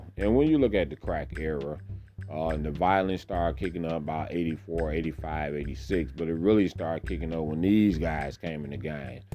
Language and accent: English; Detroit, Michigan, United States; I grew up right there on Crane and Grasher.